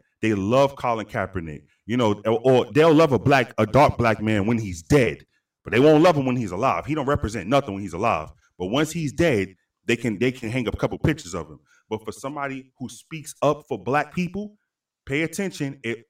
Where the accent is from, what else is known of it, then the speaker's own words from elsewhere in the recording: New York City, New York, United States; So I remember growing up in New York City, and I would hear dark-skinned women call light-skinned women a high yellow bitch.